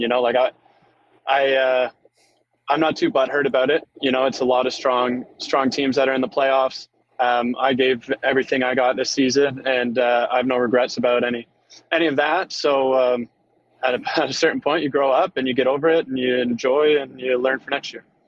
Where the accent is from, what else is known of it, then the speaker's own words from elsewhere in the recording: Keswick, Ontario, Canada; I was I was coming from Keswick.